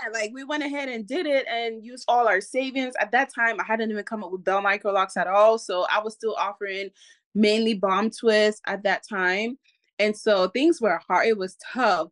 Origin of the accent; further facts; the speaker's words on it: Cameroon; I come from Cameroon, West Africa